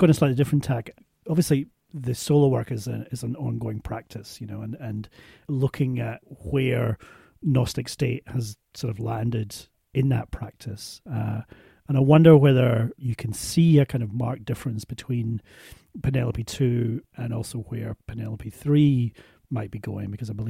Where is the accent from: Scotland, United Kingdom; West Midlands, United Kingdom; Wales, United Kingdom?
Scotland, United Kingdom; as a Scotsman